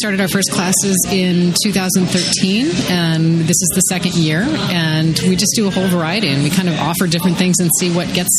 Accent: Ohio, United States; moved away as an adult; now in Madison, United States; I grew up in Ohio and actually had started college somewhere else. And then my dad got transferred here for a job. So my parents moved here.

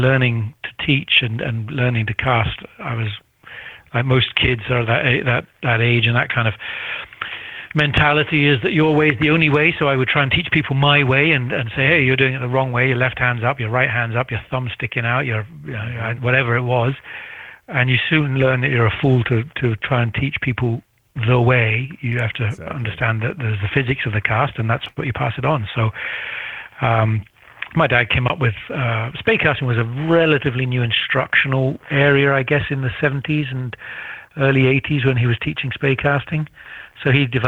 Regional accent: United Kingdom; also born or lived in Grantown-on-Spey, Scotland; being a Brit

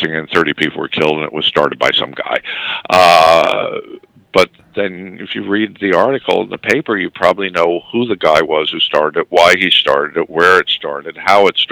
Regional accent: New York, United States; It's my hometown newspaper

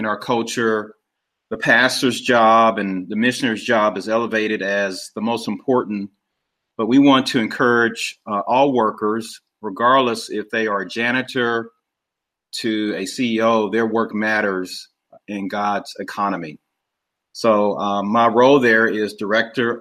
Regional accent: Kansas City, Missouri, United States; also born or lived in St. Louis, Missouri; I'm originally from Kansas City, Missouri. That's where I live now.

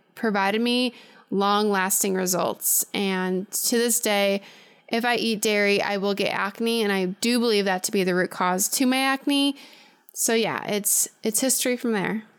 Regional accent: Chicago suburbs, Illinois, United States; I'm originally from the Chicago suburbs

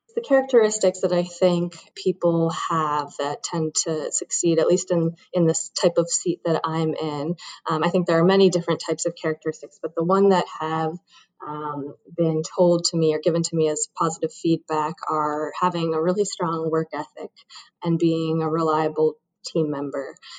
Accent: Brookline, Massachusetts, United States; I grew up in Brookline, Massachusetts, which is actually not too far uh, from BU

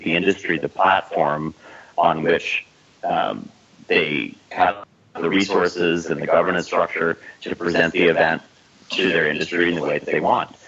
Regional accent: New Orleans, Louisiana, United States; moved away; I'm from New Orleans originally

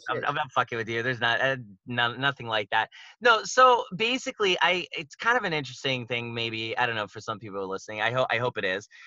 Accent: Pittsburgh, Pennsylvania, United States; moved away as an adult; now in Japan; I'm originally from Pittsburgh, like Pennsylvania, like that area

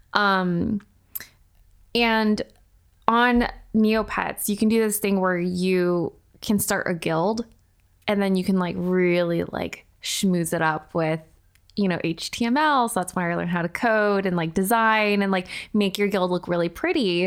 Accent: Irvine, California, United States; moved away as an adult; now in Los Angeles, United States; I did a bulk of, like, my substantial growing up in Irvine

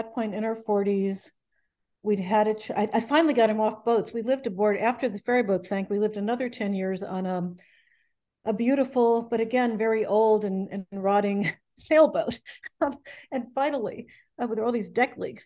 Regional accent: Ohio, United States; moved away as an adult; also born or lived in New York / Connecticut; I was from Ohio. I went to college in New York, and that's how I wound up on the East Coast in Connecticut

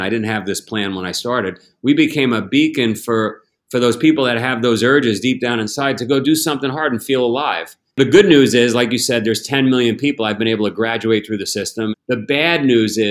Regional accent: United States; as an American, as a global citizen

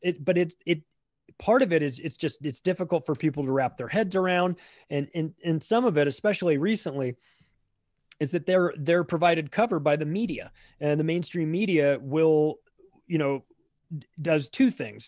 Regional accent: United States; I'm an American living in, in America

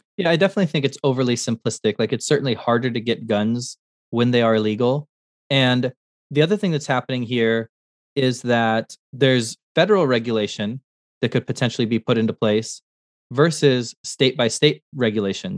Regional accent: Montana, United States; I, I was born in Montana

